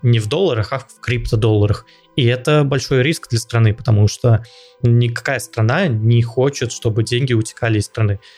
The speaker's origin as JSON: {"language": "Russian", "country": "Russia", "said": "я из России"}